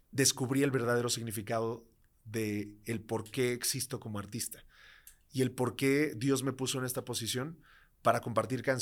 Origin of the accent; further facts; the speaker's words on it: Tlaxcala, Mexico; aunque obviamente soy ultra orgulloso de ser de Tlaxcala, eh, también soy ultra orgulloso de ser mexicano